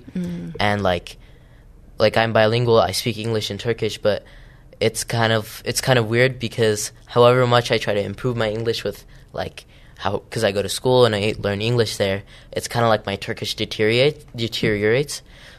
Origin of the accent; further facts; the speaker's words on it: Utah, United States; so I was born here in Utah and I grew up here and I've lived here all my life.